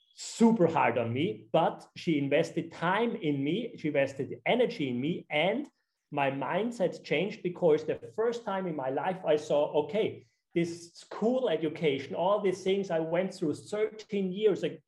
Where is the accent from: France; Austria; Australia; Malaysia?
Austria; now in Sardinia, Italy; I'm originally from Austria